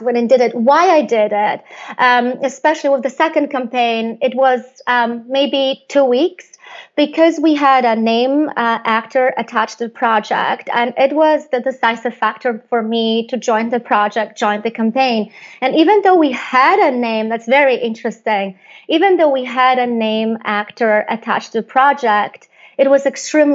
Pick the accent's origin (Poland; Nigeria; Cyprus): Poland; I come from Poland